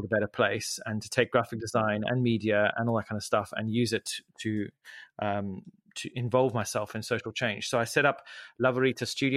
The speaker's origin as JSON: {"language": "English", "country": "Zimbabwe", "tie": "born or raised there", "moved": "yes", "said": "I grew up in Zimbabwe"}